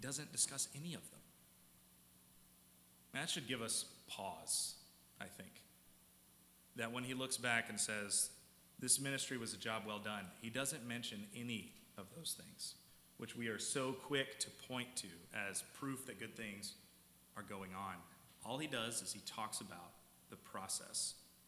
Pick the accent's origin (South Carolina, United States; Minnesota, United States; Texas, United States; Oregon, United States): South Carolina, United States; moved away; When I was back in South Carolina, I'm from South Carolina.